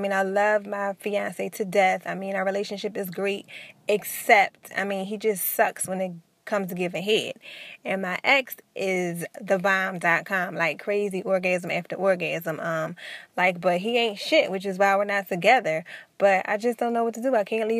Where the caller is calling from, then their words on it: Glassboro, New Jersey, United States; I'm calling from Glassboro.